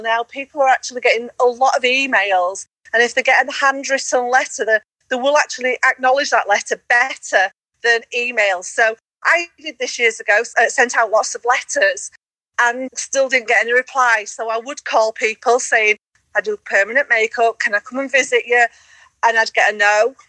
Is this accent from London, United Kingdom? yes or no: no; Yorkshire and the Humber, United Kingdom; accent: Yorkshire; I don't like my Yorkshire accent, which that's me, I'm Yorkshire accent